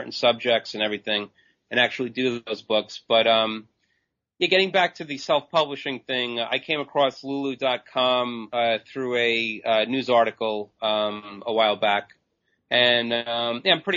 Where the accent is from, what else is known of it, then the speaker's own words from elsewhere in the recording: Long Island, New York, United States; I'm from Long Island, New York